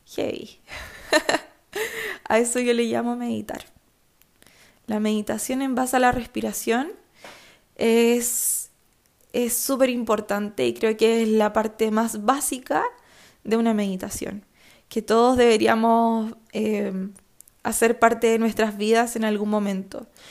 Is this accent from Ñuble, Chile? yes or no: yes; Chillán, Ñuble, Chile; Chillán. Conmemoración de mi ciudad natal